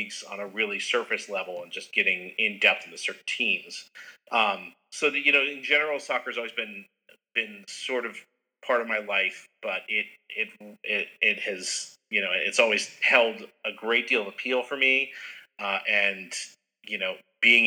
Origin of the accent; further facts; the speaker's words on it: New Mexico, United States; also born or lived in Houston, Texas; now in Maine, United States; I grew up in New Mexico